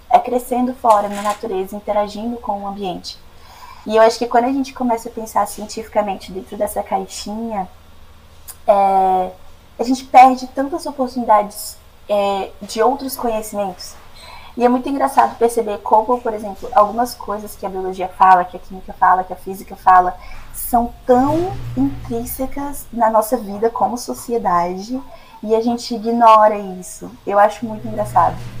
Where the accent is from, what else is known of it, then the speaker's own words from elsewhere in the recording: Brasília, Federal District, Brazil; moved away as an adult; now in United States; sou nascida e criada em Brasília, mas meu coração é goiano, minha família também